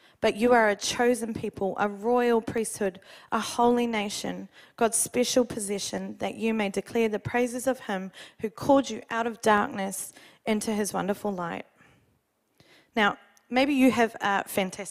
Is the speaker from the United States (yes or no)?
no; New Zealand; now in Australia; Being a Kiwi